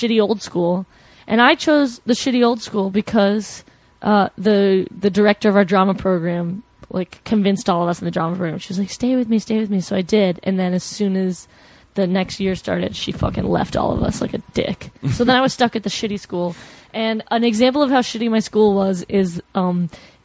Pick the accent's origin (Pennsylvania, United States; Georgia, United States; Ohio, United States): Georgia, United States; Flowery Branch; I grew up in a small town called Flowery Branch